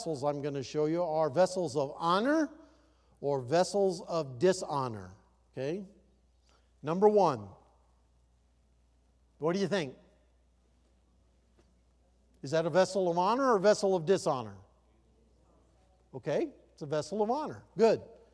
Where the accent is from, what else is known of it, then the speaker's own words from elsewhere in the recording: Iowa, United States; When I grew up in Iowa, we didn't have running water.